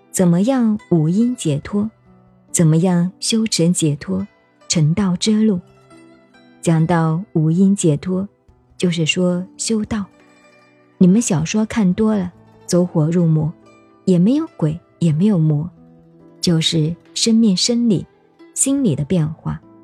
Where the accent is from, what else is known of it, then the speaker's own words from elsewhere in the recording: China; 我们中国人